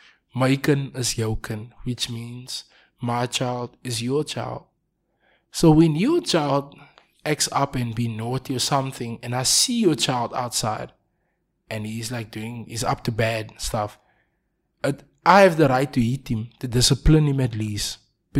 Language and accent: English; Cape Town, Western Cape, South Africa; I'm from Manenberg.